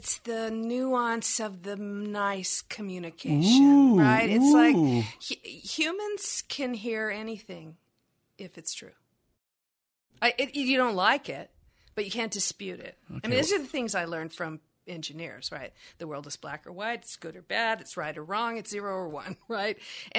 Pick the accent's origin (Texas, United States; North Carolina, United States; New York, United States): Texas, United States; Here's the jargon I use. I'm from Texas. And my mama would say, misery loves company, honey.